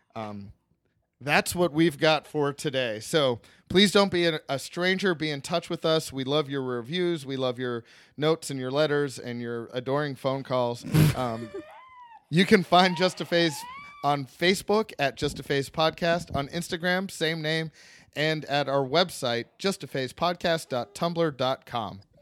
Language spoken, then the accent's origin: English; Pittsburgh, Pennsylvania, United States; my hometown, Pittsburgh, Pennsylvania